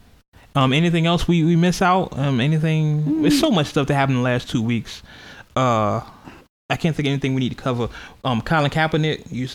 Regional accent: California, United States; I'm from California.

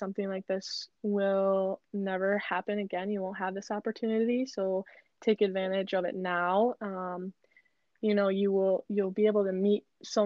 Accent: Green Bay, Wisconsin, United States; I'm from Green Bay, so I went to school really close to home

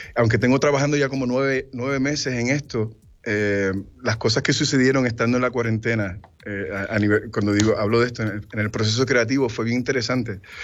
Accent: Puerto Rico; now in United States; Yo soy puertorriqueño hasta en la luna. Y toda mi familia vive en Puerto Rico. Yo me fui de Puerto Rico porque la carrera me lo exigió.

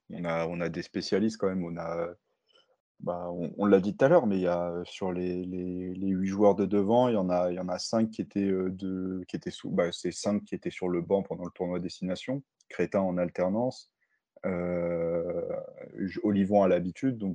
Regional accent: Paris, Île-de-France, France; Euh, un joueur comme euh, Macalou aussi, en, tant que, en tant que Parisien, ça me fait plaisir de le voir

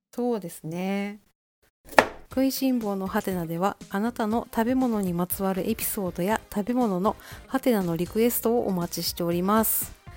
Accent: Kansai, Japan; あのー私ね関西出身なんで

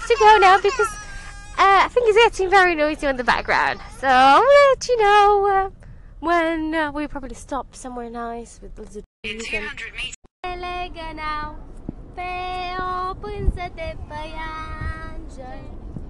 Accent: Roman, Romania; born or raised there; now in United Kingdom

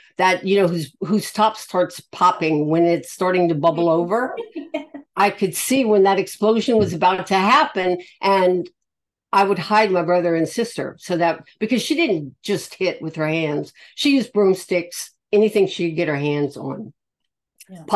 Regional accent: Louisiana, United States; I am from Louisiana, born and raised. I'm Cajun

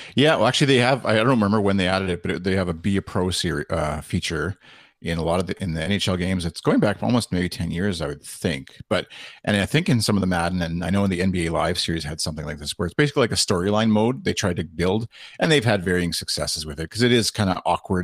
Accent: Canada; being Canadian

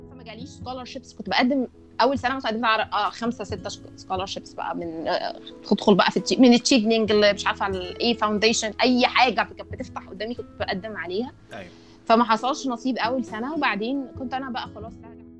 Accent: Egypt; moved away as an adult

